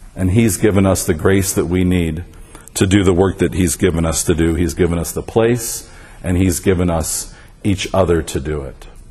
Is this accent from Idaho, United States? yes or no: no; Las Vegas, Nevada, United States; I grew up in the Episcopal Church here in Las Vegas